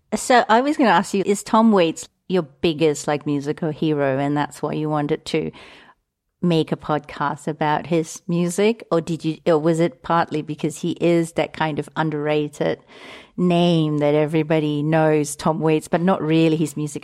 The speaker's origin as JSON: {"language": "English", "country": "Singapore", "tie": "born or raised there", "also_born_or_lived": "London", "moved": "yes", "said": "in Singapore where I grew"}